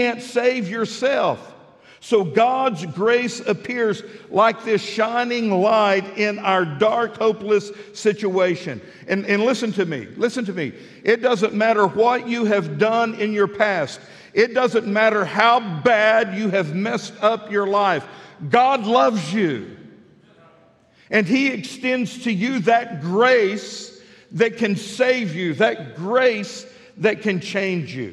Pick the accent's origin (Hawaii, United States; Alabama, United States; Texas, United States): Texas, United States; Midland; moved away as an adult; now in Fort Smith, United States; I grew up in Midland, Texas